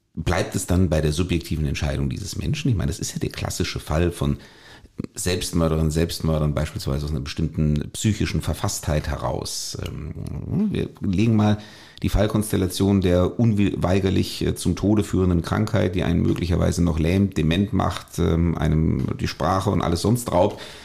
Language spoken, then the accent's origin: German; Germany